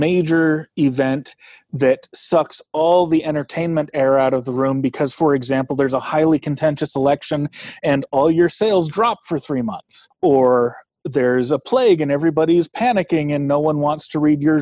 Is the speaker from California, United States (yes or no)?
yes; Bay Area, California, United States; moved away; I grew up in the Bay Area where big earthquakes happen